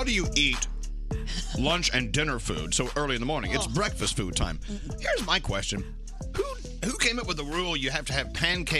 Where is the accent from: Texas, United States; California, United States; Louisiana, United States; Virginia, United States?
Texas, United States; Dallas; now in New Jersey, United States; They started in my hometown, Dallas, back in 1986